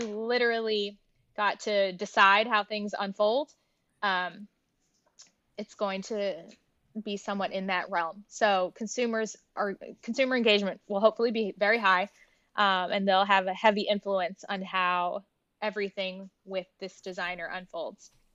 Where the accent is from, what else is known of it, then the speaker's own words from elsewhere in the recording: New Jersey, United States; also born or lived in Newark, New Jersey; the first six years of my life, I grew up in Newark, New Jersey.